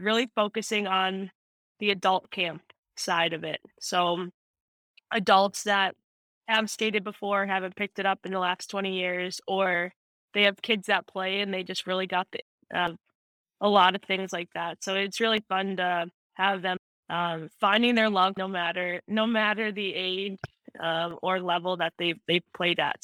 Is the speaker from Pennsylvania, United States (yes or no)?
no; right outside of Chicago, Illinois, United States; moved away as an adult; also born or lived in Minnesota; I grew up right outside of Chicago